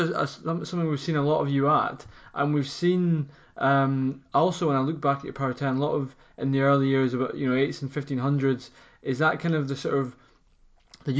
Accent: Fife, Scotland, United Kingdom; someone from the kingdom

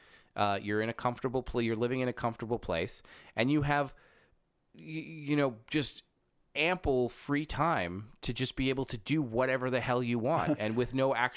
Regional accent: Germany; I am from Germany.

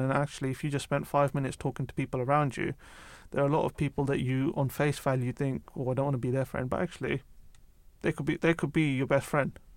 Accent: United Kingdom; also born or lived in London; I grew up outside of London

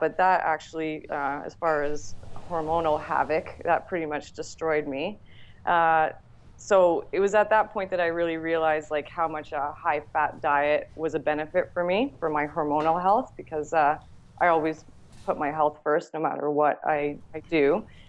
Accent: Toronto, Ontario, Canada; also born or lived in Whistler, British Columbia; now in Toronto, Canada; I grew up in the Toronto area and I moved out to uh, Whistler, British Columbia when I was 18

